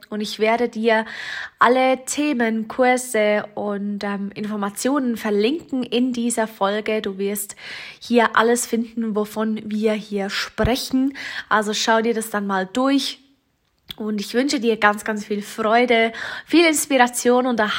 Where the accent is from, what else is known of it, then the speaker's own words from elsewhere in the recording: Bern, Switzerland; Wie du vielleicht hörst, ich komme aus dem Kanton Bern.